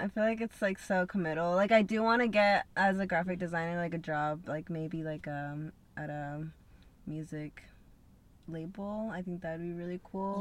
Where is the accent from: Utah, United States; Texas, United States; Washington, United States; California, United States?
Utah, United States; Salt Lake City; moved away as an adult; also born or lived in Peru; now in Los Angeles, United States; I was raised in Salt Lake